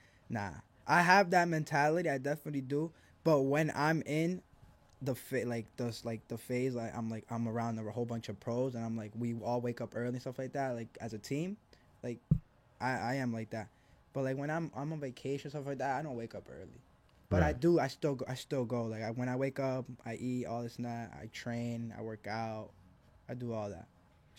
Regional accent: Argentina; And I'm from Argentina. My dad's Uruguayan, you know, so

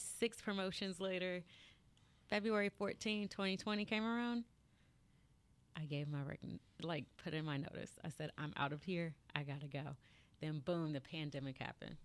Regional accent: Marietta, Georgia, United States; I am from Marietta, Georgia.

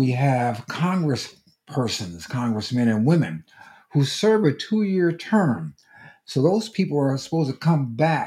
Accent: United States; as an American citizen

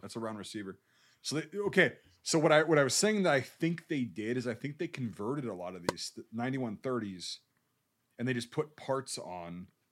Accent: United States; As an American

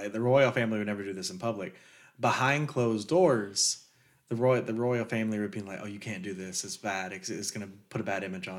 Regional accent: United States; keep in mind I'm American.

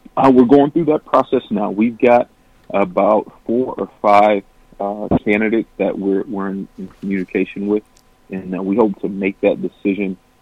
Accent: Flint, Michigan, United States; my hometown and for my community.

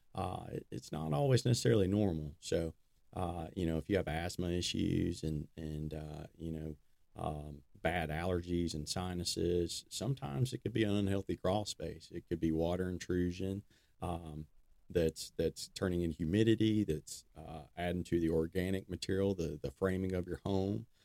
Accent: Decatur, Alabama, United States; I was born in Decatur, Alabama. Been uh, been here my whole life.

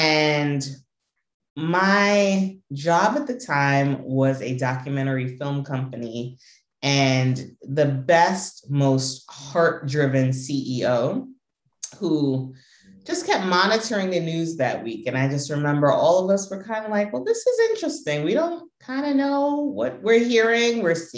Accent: New York, United States; Americans, New Yorkers for many generations. I could go back to my great grandparents, at least being born and raised in New York.

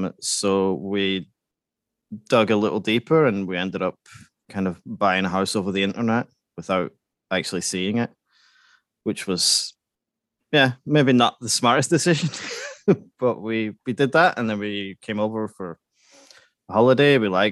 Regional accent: Scotland, United Kingdom; now in Sweden; I live in Sweden, but I'm Scottish.

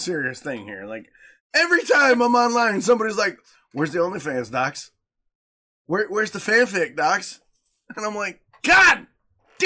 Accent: Lake Michigan, Midwest, United States; I grew up swimming in Lake Michigan

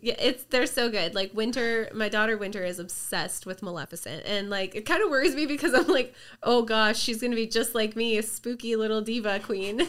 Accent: Merritt, British Columbia, Canada; I grew up in Merritt

